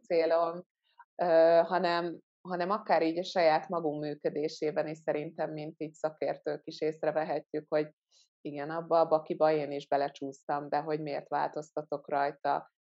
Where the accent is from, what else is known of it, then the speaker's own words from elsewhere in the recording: Hungary; also born or lived in Ghana; én gánai magyar származású vagyok, és hogy pont azért, mert Magyarországon élő vagyok